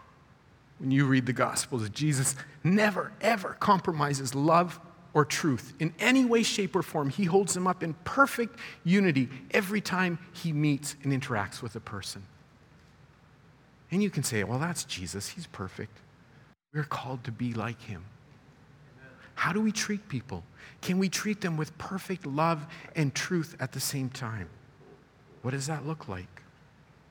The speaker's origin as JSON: {"language": "English", "country": "Canada", "tie": "born or raised there", "said": "My parents immigrated from South America and I was born here."}